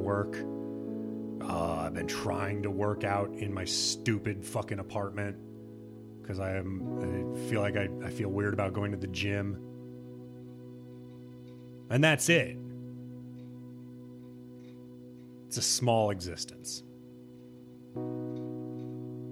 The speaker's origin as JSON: {"language": "English", "region": "Midwest", "country": "United States", "said": "I'm from the Midwest"}